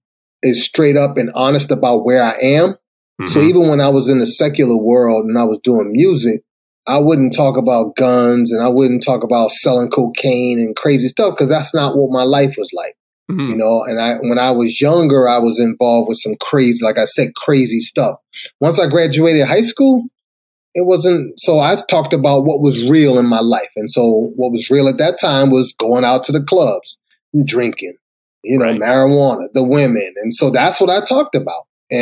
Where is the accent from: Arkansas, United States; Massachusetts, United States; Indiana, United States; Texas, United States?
Massachusetts, United States; Boston; moved away as an adult; now in Atlanta, United States; grew up in a rough neighborhood, went through a lot of tragic stuff, got out of there. Where'd you go? In Boston.